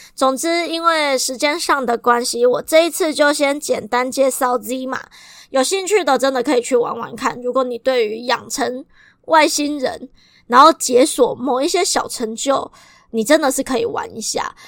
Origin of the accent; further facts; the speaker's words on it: Kaohsiung, Taiwan; 如果你跟我一样都是高雄人